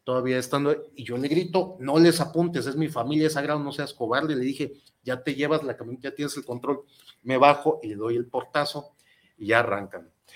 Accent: Guadalajara, Jalisco, Mexico; yo soy tapatío de Hueso Colorado

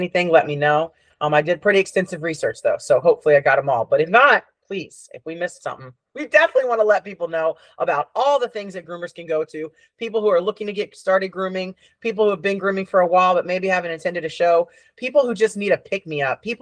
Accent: East Coast, United States; I'm from the East Coast.

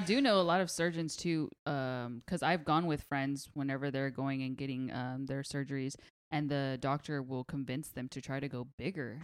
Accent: Pasadena, California, United States; I'm from Pasadena.

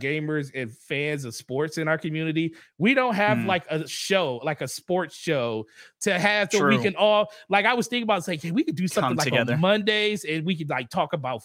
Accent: Michigan, United States; I'm from Michigan

